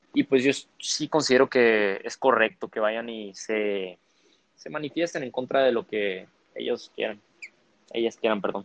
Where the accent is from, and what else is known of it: Mexico